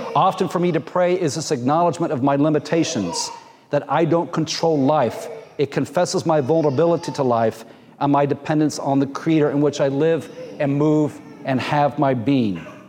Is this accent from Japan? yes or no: no; Jamaica; moved away; also born or lived in Muncie, Indiana; growing up in Jamaica, part of our swimming lessons were you wander down to the ocean